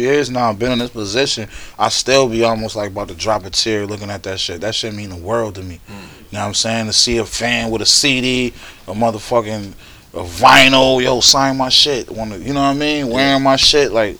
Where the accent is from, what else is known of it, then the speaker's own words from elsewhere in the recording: Buffalo, New York, United States; I'm from Buffalo